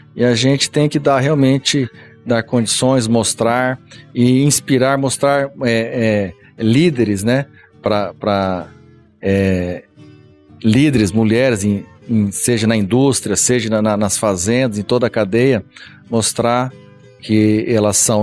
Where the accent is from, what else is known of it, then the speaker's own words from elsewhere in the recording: Paraná, Brazil; moved away; eu sou do Paraná, nasci no Paraná.